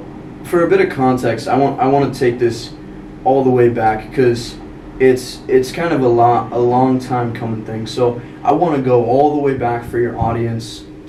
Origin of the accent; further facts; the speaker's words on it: Rapid City, South Dakota, United States; now in Spearfish, United States; No, I'm from Rapid. Okay. From Rapid.